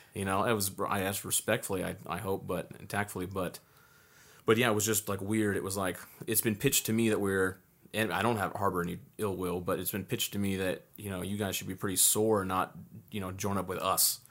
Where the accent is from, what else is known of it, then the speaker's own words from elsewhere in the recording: Southern California, United States; growing up in Southern California